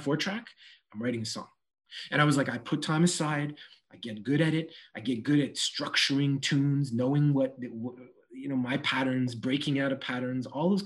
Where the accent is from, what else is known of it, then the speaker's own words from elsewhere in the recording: Montreal, Quebec, Canada; this goes way back in NDG, back in the NDG days